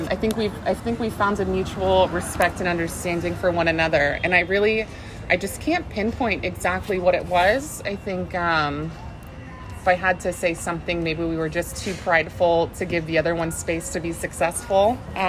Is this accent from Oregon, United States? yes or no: yes; Salem, Oregon, United States; also born or lived in Los Angeles; now in Portland, United States; born and raised in Salem.